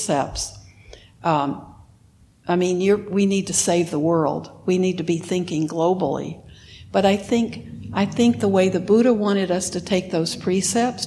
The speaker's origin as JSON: {"language": "English", "region": "Texas", "country": "United States", "tie": "born or raised there", "also_born_or_lived": "Wisconsin", "moved": "yes", "said": "I lived in Wisconsin for 30 years, and I grew up in Texas"}